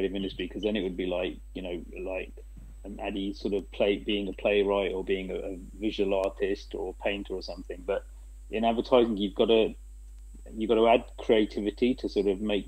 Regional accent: England, United Kingdom; now in Asia; coming from an Asian background as well, growing up in England

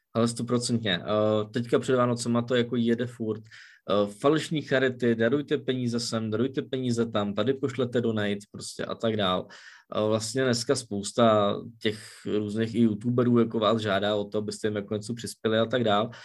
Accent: Czechia; u nás v Čechách to známe

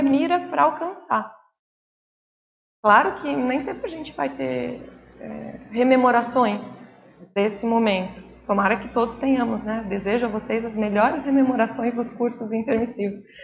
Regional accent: Brazil; enquanto brasileiros

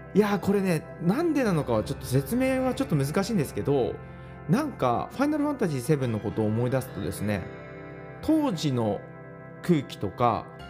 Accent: Japan; 私雪国出身

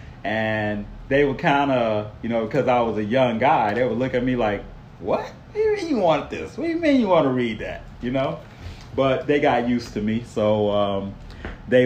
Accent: Detroit, Michigan, United States; I grew up in Detroit.

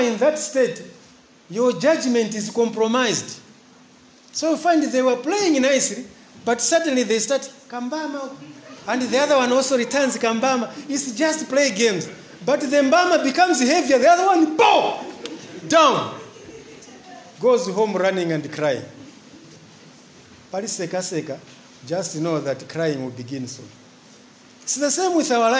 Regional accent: Mangochi, Southern Region, Malawi; also born or lived in Chingola, Zambia; I'm Ngoni from Fort Johnson, not Chipata, Fort Johnson

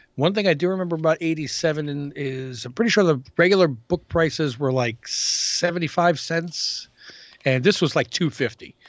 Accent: New York City, New York, United States; also born or lived in Queens; as a New Yorker.

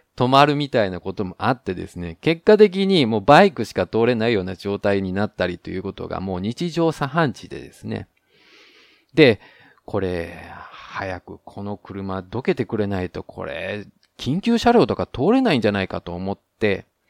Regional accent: Japan; now in Taiwan; 台湾の彼と日本の僕台湾人パートナーを持つ日本人

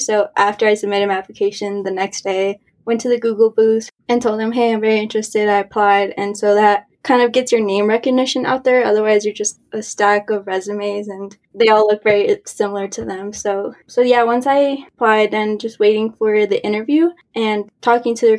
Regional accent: Colorado, United States; I'm originally from Colorado, but both of my parents are from Mexico.

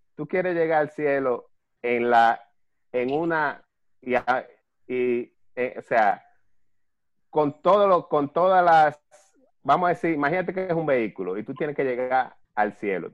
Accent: Dominican Republic; no solamente como católicos, sino también como dominicanos

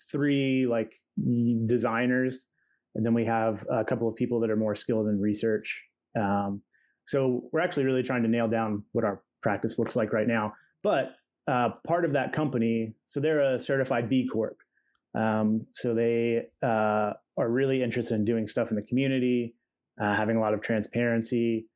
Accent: Ohio, United States; So Cleveland's at like the very top and I'm at the very bottom.

